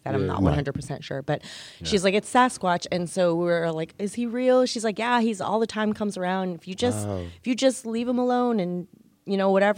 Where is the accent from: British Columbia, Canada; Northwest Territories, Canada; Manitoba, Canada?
Northwest Territories, Canada; Tungsten; moved away; when I grew up in the Northwest Territories